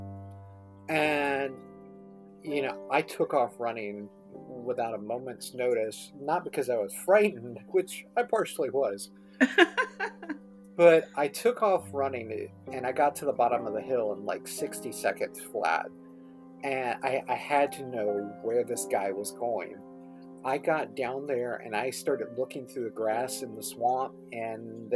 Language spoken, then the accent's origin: English; Mathews County, Virginia, United States; my hometown of Matthews County